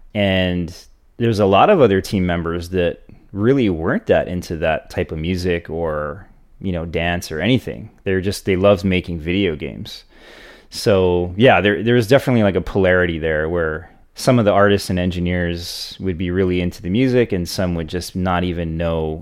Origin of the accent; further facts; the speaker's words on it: Hawaii, United States; growing up in Hawaii